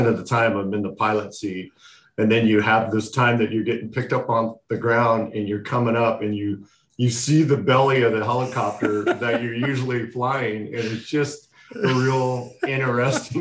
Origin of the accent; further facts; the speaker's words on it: San Diego, California, United States; I was born and raised here in San Diego, California